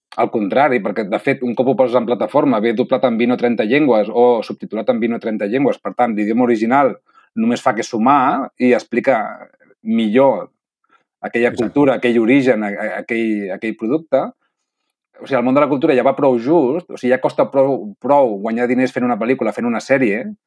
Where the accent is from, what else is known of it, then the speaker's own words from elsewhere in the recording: Catalonia, Spain; aquest toc d'alinear que tenim els catalans